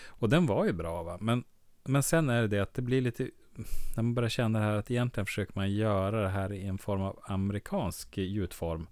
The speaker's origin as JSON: {"language": "Swedish", "town": "Skellefteå", "region": "Västerbotten County", "country": "Sweden", "accent": "Skelleftemål", "said": "Vi pratar väl då det som är Skelleftemål"}